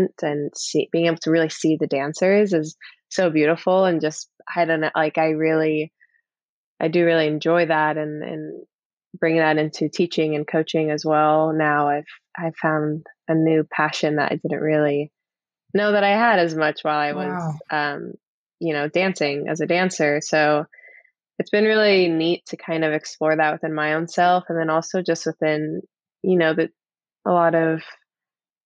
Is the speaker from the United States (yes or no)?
yes; Tucson, Arizona, United States; moved away as an adult; also born or lived in Central California / Houston, Texas / Boston, Massachusetts; I'm originally from California, like Central California, and I mainly grew up in Arizona, Tucson, Arizona